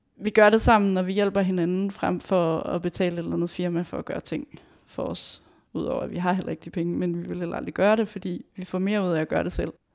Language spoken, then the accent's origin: Danish; Aarhus, Central Denmark Region, Denmark; jeg kommer fra Aarhus